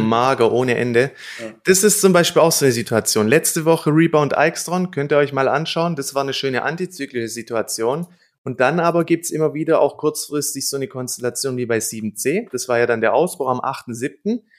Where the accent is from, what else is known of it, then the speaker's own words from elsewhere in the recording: Germany; bei uns in Deutschland